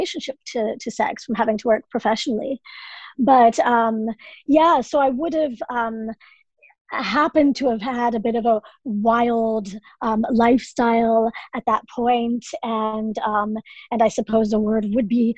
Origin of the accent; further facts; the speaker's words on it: United States; moved away as an adult; now in Ireland; I'm American, but I've been here 13 years now